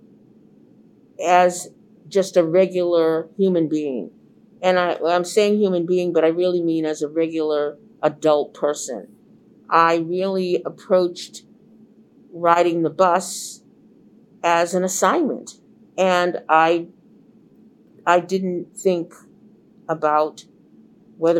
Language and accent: English; Boston, Massachusetts, United States; I was the only Black reporter, male or female, that was born and raised in Boston, had been raised in the Boston public schools, and was still living in the community